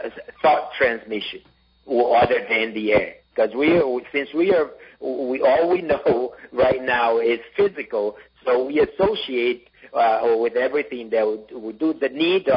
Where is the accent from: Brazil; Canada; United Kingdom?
Brazil; in Brazil, or my home country